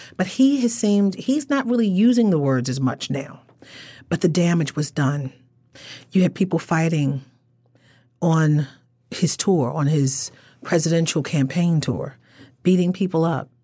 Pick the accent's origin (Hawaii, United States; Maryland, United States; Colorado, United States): Maryland, United States; Baltimore; I'm still from the Baltimore area